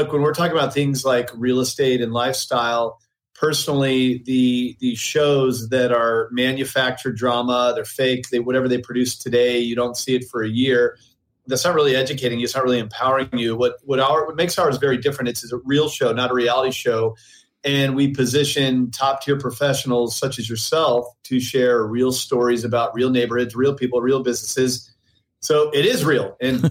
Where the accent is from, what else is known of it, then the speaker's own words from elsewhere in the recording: St. Louis, Missouri, United States; moved away as an adult; also born or lived in New York City; now in San Diego, United States; I'm originally from St. Louis, Missouri